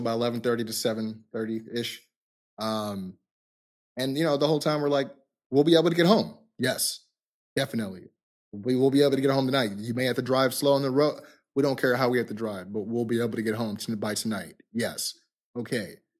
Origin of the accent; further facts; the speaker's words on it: California, United States; we're from California.